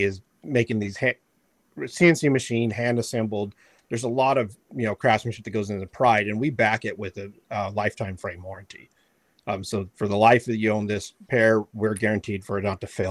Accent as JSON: {"language": "English", "town": "Yuma", "region": "Arizona", "country": "United States", "tie": "born or raised there", "also_born_or_lived": "Kentucky", "said": "I grew up in Yuma out here in Arizona in the desert hunting"}